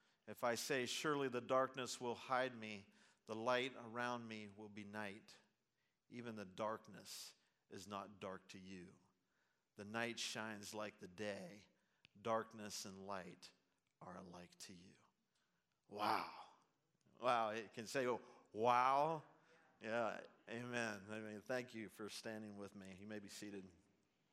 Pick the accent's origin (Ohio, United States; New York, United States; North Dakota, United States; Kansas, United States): Ohio, United States; Zanesville; also born or lived in Portsmouth, Ohio; I'm from Zanesville, Ohio.